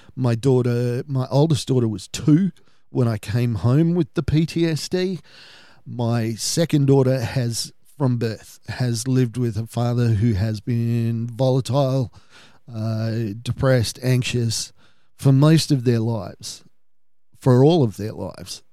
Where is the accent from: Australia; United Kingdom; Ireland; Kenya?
Australia; my family history is we're Australian for four or five generations, but we're Irish Australian